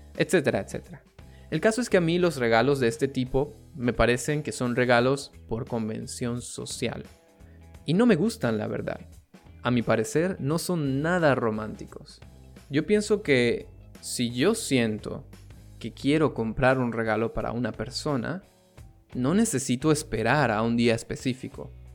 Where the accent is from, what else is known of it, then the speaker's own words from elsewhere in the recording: Venezuela; en mi país, Venezuela